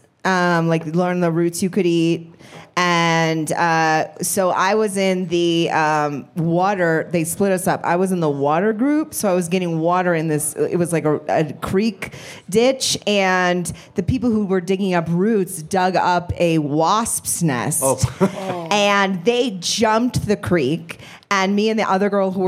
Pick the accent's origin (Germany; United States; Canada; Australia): United States; Maine; I grew up in Maine.